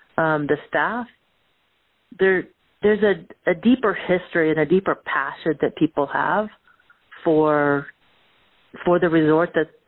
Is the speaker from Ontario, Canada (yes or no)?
yes; Oakville, Ontario, Canada; So I grew up just outside of Toronto in a little town called Oakville.